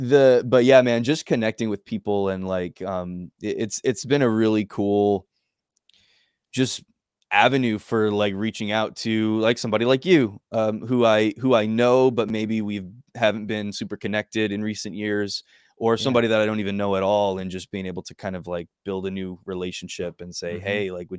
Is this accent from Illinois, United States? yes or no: no; Hillsborough, New Jersey, United States; I grew up in Hillsboro.